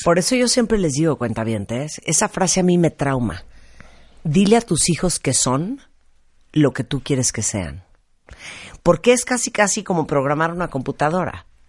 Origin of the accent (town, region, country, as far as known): Mexico